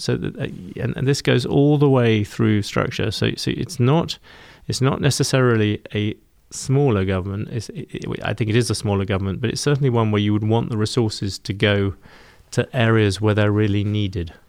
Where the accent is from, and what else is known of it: United Kingdom; accent: British